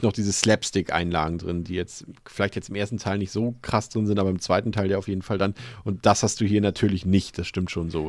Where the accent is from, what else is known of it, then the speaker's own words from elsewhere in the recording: Hamburg, Germany; als Hamburger